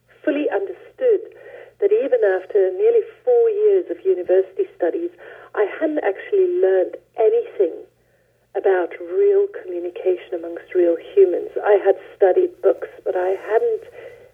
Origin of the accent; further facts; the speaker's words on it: South Africa; moved away; I was born in South Africa and grew up under apartheid